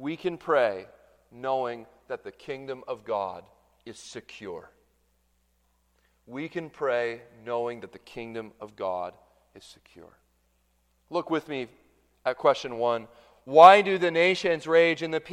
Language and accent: English; Canada; moved away; I'm Canadian